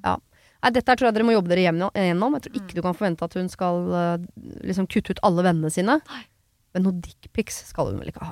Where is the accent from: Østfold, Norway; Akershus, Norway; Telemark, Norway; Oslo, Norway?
Oslo, Norway; moved away as an adult; now in Son, Norway; jeg kommer fra Oslo, stor by.